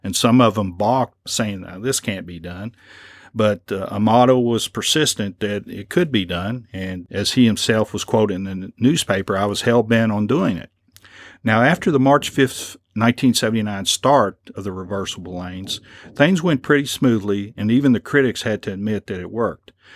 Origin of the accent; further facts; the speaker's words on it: Lexington, Kentucky, United States; I'm from Lexington and I've driven many a mile on New Circle Road